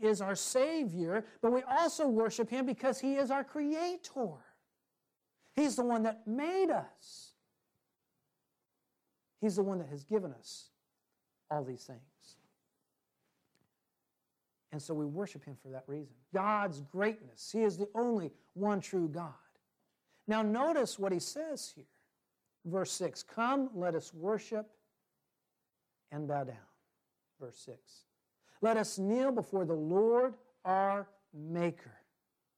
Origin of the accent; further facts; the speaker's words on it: Washington, United States; moved away; I'm from Washington State originally